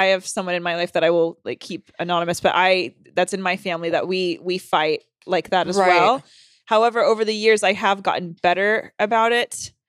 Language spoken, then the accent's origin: English; the South, United States; Oh my God. I grew up in the South. I know that very well.